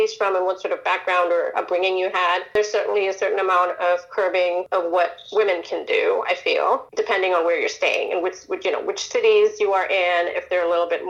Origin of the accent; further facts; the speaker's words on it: India; moved away; I was born in India, raised partly in India